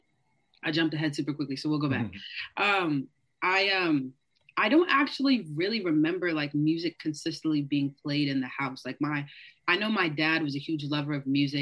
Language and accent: English; Atlanta, Georgia, United States; moved away as an adult; also born or lived in Pomona, California; now in Los Angeles, United States; I spent the rest of my life in Atlanta, Georgia, the north side